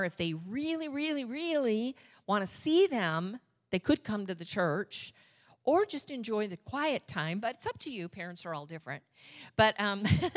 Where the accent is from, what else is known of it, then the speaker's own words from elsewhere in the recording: Michigan, United States; now in Orange County, California, United States; I'm from Michigan